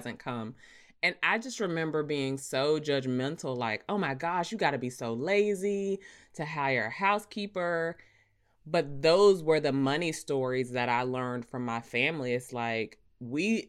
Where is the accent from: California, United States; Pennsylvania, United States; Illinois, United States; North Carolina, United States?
North Carolina, United States; Rocky Mount; growing up, like, you know me, I'm from Rocky Mount. Like, we ain't have money